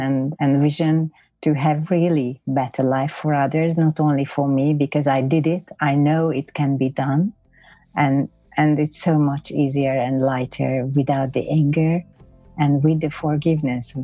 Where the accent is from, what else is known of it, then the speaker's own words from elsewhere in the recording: Hungary; accent: Hungarian; English is a second language; I'm Hungarian, so that's why you can hear my funny accent